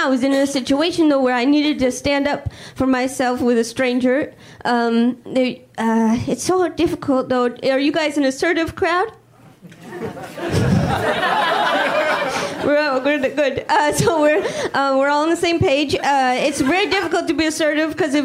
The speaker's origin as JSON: {"language": "English", "region": "Midwest", "country": "United States", "moved": "yes", "said": "I'm originally from the Midwest"}